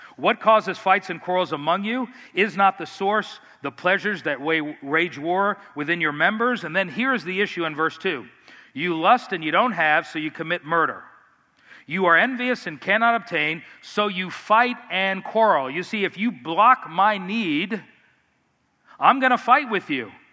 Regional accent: Miami, Florida, United States; I grew up in South Florida in Miami

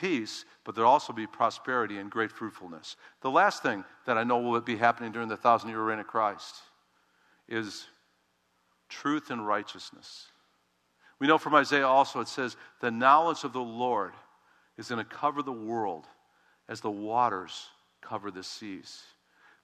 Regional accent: Chicago, Illinois, United States; I'm from Chicago

